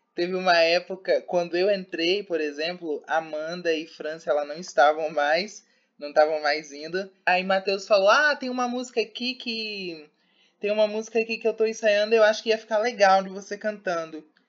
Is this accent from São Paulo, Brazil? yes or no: no; Vitória, Espírito Santo, Brazil; moved away as an adult; now in Feira de Santana, Brazil; Sou de Vitória, do Espírito Santo, e vim para a feira para estudar